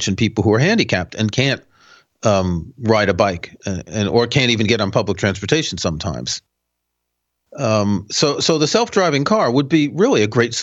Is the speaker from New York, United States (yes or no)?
yes; New York City, New York, United States; moved away; also born or lived in Manhattan; I grew up in Queens